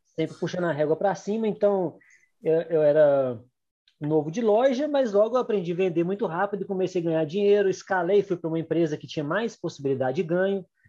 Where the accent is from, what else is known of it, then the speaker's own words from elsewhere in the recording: Gouveia, Minas Gerais, Brazil; also born or lived in Belo Horizonte; Sou do interior de Minas, né, de Gouveia, nasci aqui